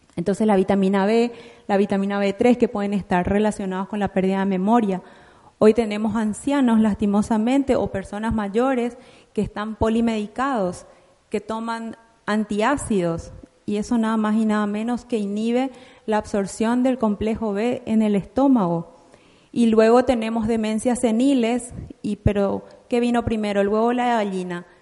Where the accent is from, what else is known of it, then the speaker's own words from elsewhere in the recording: Paraguay; en mi país, Paraguay